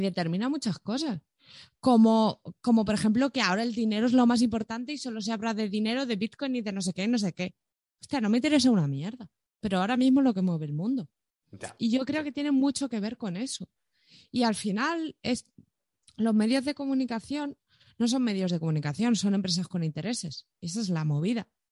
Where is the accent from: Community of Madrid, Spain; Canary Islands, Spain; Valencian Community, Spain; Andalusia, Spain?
Community of Madrid, Spain; Madrid; tú y yo somos dos chavales de Villaverde